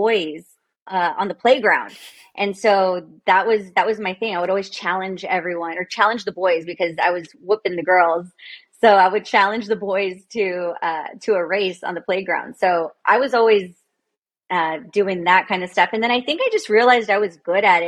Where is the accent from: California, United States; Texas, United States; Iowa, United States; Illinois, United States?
Texas, United States; Progreso Lakes; also born or lived in Weslaco, Texas / Austin, Texas; So I lived or grew up in Progreso Lakes, and I went to school in Weslaco